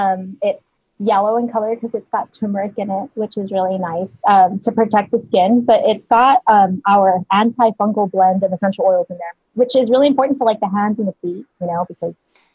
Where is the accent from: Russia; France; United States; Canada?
United States; El Paso, Texas; El Paso.